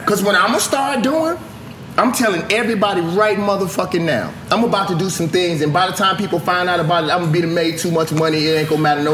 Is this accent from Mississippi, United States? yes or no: yes; Mississippi, United States; moved away; I am from Mississippi